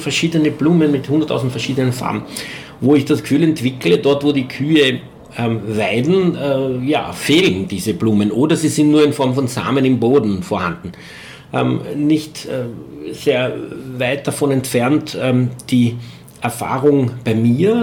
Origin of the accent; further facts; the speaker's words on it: Eastern Austria, Austria; hier bei uns in Ostösterreich